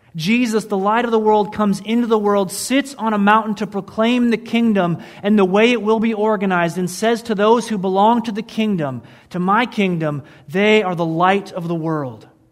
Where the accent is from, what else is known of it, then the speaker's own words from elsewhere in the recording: Michigan, United States; moved away; I grew up in Michigan, and it snowed there like, like really snowed there